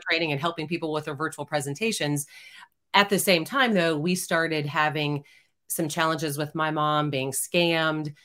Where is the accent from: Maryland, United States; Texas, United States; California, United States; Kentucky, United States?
Texas, United States; Houston; now in Austin, United States; I grew up in Houston, Texas